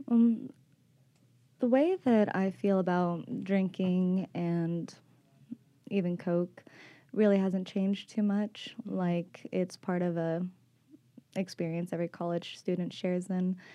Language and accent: English; Arlington, Texas, United States; now in Austin, United States; I'm 24 years old, and I came from Arlington, Texas, moved to Austin about four years ago, actually, to get sober.